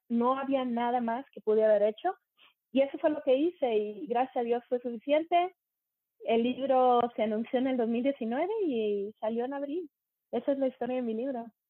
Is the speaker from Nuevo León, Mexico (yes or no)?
yes; Monterrey, Nuevo León, Mexico; moved away as an adult; also born or lived in Germany / United States / England; now in Canada; crecí en Monterrey, México. Y dejé Monterrey, México en el 95